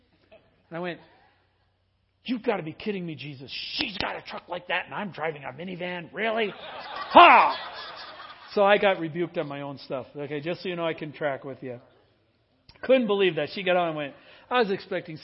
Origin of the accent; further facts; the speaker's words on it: Midwest, United States; growing up in the Midwest